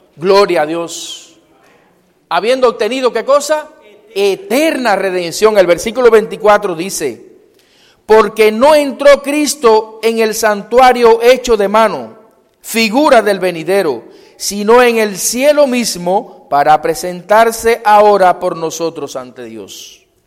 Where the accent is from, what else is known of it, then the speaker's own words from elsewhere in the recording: Cuba; moved away; en mi pueblo